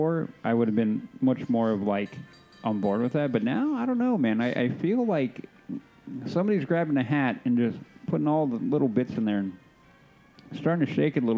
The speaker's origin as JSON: {"language": "English", "region": "Southern California", "country": "United States", "tie": "born or raised there", "said": "growing up in SoCal"}